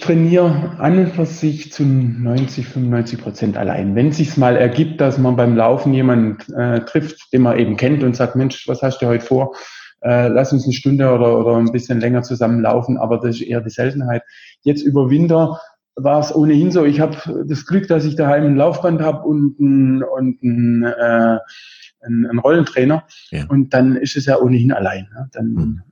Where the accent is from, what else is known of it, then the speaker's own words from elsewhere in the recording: Besigheim, Baden-Württemberg, Germany; ich komme aus der Nähe von Heilbronn, ganz mhm. genau aus Besigheim, da wohne ich jetzt gerade